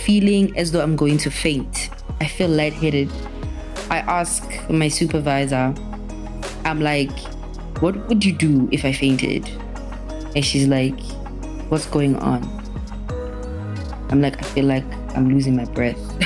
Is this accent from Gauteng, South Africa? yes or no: yes; Pretoria, Gauteng, South Africa; moved away as an adult; now in Johannesburg, South Africa; I am from Pretoria